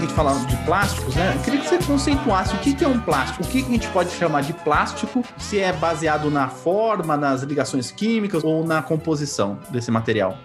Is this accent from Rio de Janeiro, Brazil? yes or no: no; Ourinhos, São Paulo, Brazil; now in Campinas, Brazil; eu sou de Ourinhos